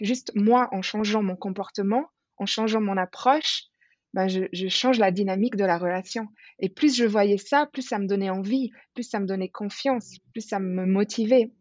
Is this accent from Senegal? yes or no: no; Switzerland; moved away as an adult; now in Bali, Indonesia; j'ai quitté la Suisse d'où je viens